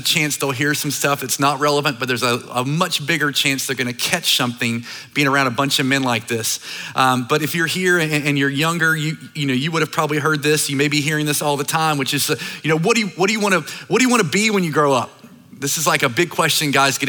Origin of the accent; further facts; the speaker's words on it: North Carolina, United States; Started this church in my hometown in North Carolina. It's a small, like, island town